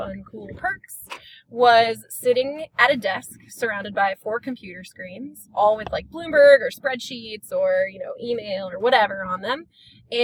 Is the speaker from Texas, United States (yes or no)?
yes; Flower Mound, Texas, United States; I was born and raised in Flower Mound, Texas